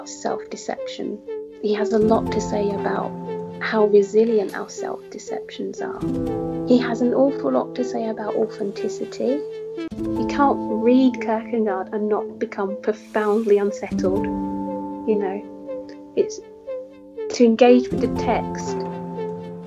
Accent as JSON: {"language": "English", "area": "Essex", "region": "East of England", "country": "United Kingdom", "tie": "born or raised there", "said": "I returned to where I grew up in Essex"}